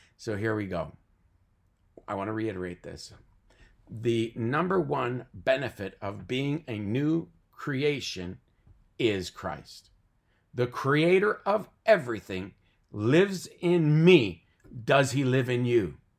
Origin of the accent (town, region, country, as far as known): Canada